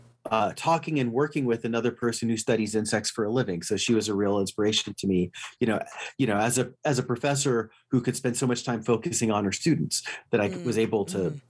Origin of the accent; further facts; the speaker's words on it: Los Angeles, California, United States; moved away; also born or lived in Houston; when I grew up in Los Angeles